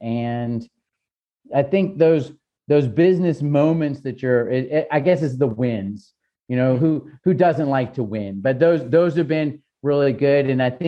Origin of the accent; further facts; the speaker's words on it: Southern California, United States; moved away as an adult; also born or lived in New York / Germany / Italy; where I grew up in Southern California